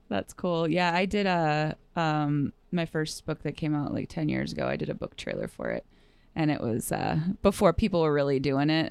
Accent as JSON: {"language": "English", "region": "Wisconsin", "country": "United States", "tie": "born or raised there", "said": "I grew up in Wisconsin"}